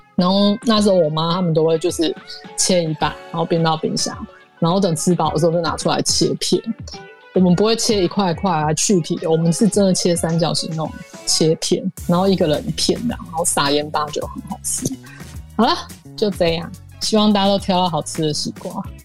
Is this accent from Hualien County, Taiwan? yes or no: yes; Hualien County, Taiwan; 我们家乡花莲